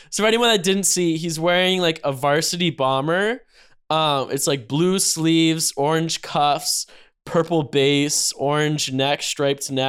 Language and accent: English; North Carolina, United States; I'm from, I'm from North Carolina.